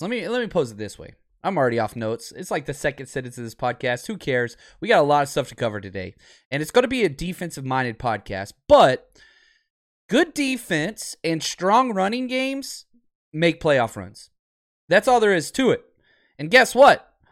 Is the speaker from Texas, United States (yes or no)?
yes; Dallas, Texas, United States; moved away; Born and raised in Dallas